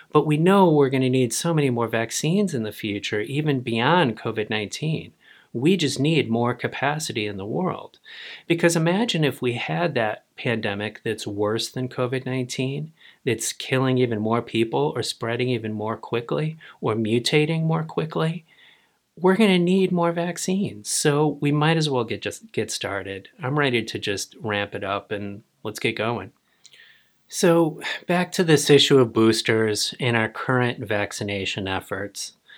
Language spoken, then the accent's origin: English; United States; I, as an American